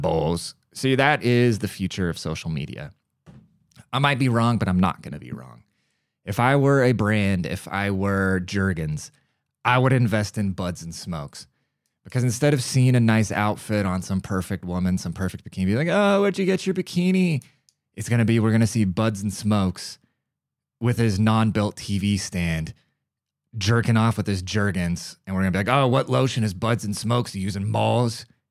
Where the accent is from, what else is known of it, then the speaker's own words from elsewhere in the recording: United States; America, we are the melting pot. We're a very multicultural country